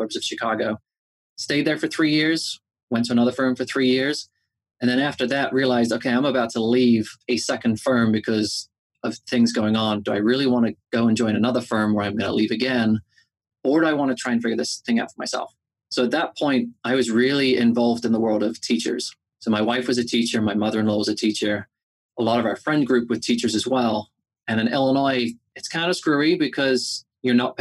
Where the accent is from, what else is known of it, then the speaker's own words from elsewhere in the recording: England, United Kingdom; moved away as an adult; now in United States; I am originally from England